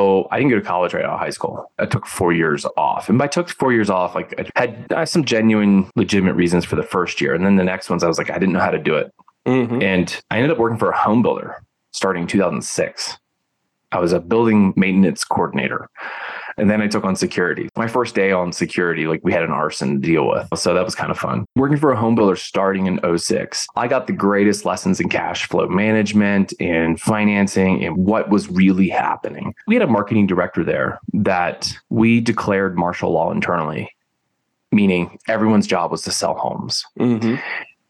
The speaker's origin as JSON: {"language": "English", "town": "Philadelphia", "region": "Pennsylvania", "country": "United States", "moved": "yes", "said": "I'm originally from the Philly area"}